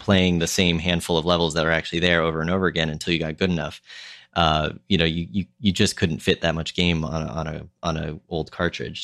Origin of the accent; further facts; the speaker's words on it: Minnesota, United States; moved away; when I was growing up in Minnesota